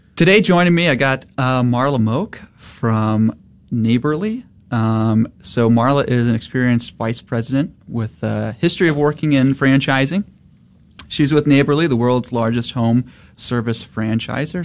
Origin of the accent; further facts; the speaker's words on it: St. Louis, Missouri, United States; moved away as an adult; now in Dallas, United States; born and raised in St. Louis, but came down here